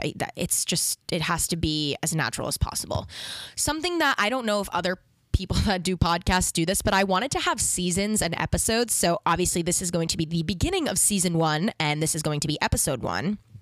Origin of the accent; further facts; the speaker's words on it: New York City, New York, United States; I am from New York. I've lived here my whole life.